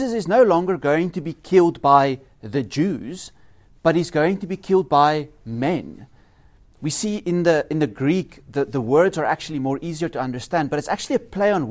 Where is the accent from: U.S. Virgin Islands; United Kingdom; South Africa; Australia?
South Africa; now in Norway; As a South African